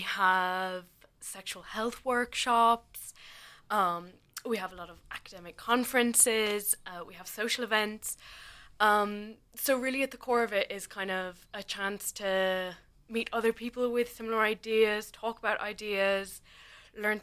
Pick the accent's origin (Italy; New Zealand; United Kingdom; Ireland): Ireland; Kilkenny, Leinster; moved away as an adult; now in Cork, Ireland; I'm from Kilkenny, like originally.